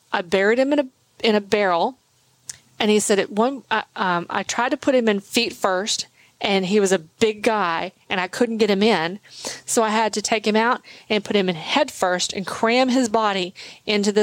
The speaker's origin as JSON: {"language": "English", "area": "just north of McKinney", "region": "East Texas", "country": "United States", "tie": "born or raised there", "said": "grew up in the, just north of McKinney in a little podunk. We had 10 acres"}